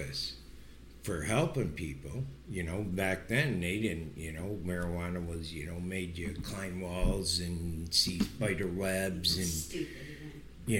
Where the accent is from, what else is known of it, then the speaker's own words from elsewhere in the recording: Pinconning, Michigan, United States; we're from Pinconning